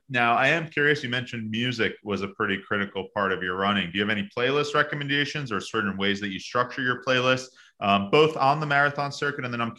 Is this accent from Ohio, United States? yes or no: no; New York, United States; New York was my first. It's obviously my hometown, a very special one for me.